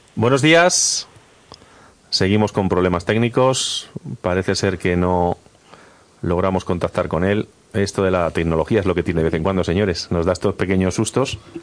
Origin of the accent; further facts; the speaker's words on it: Agudo, Castilla-La Mancha, Spain; yo años después participé con mi pueblo en el Gran Prix, con Agudo